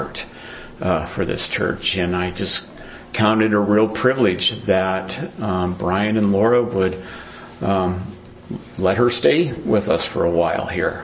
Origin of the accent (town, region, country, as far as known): United States